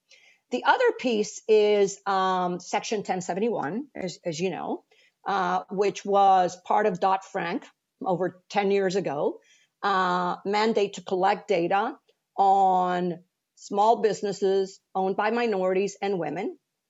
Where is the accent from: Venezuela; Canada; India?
Venezuela; moved away as an adult; now in United States; when I moved to the US from Venezuela to finish my undergraduate, I worked at a bank.